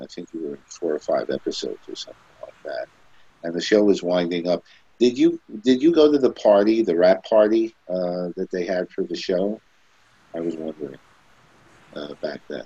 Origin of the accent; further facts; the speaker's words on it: New York City, New York, United States; I was born in Brooklyn.